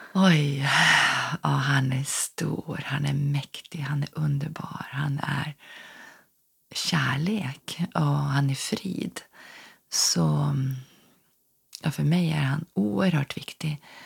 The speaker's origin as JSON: {"language": "Swedish", "town": "Norrfjärden", "region": "Norrbotten County", "country": "Sweden", "tie": "born or raised there", "also_born_or_lived": "Ås, Örnsköldsvik / Lindesberg", "moved": "yes", "lives_now": "Örnsköldsvik, Sweden", "said": "bor i Ås i Örnsköldsvik men är född och uppvuxen i Norrbotten, i Norrfjärden utanför Piteå"}